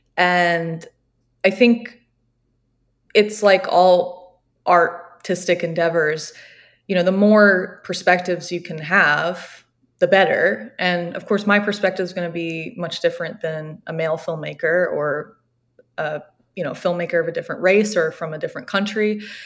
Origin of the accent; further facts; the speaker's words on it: Jacksonville Beach, Florida, United States; now in Georgia, United States; I'm from Jacksonville Beach, which is really close to St. Augustine